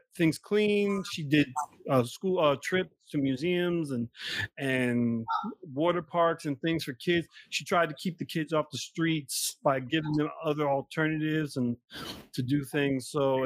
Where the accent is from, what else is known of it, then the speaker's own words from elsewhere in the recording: Newark, New Jersey, United States; We're both from Newark, New Jersey